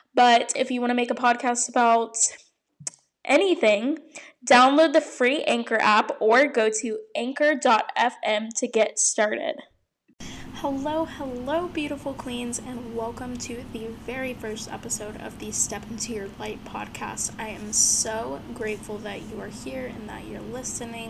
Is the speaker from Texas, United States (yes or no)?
yes; Houston, Texas, United States; moved away as an adult; now in Scottsdale, United States; I'm originally from Houston, Texas.